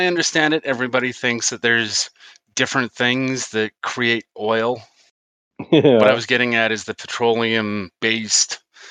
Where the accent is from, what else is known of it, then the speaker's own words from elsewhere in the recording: Utah, United States; We're all from Utah.